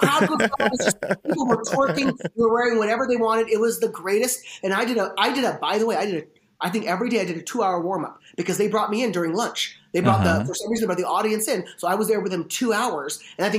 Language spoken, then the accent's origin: English; India; But is it weird, though, that every time I say … I'm Indian, and then I do that, like, weird chant, like, to let them know that I truly am Indian, like, as proof?